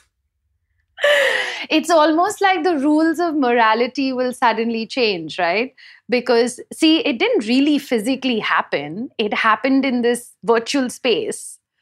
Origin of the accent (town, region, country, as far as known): India